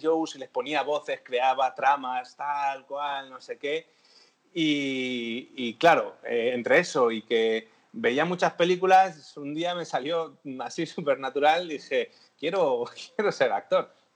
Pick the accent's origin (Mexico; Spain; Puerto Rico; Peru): Spain; Madrid, Community of Madrid; yo siempre soy de Madrid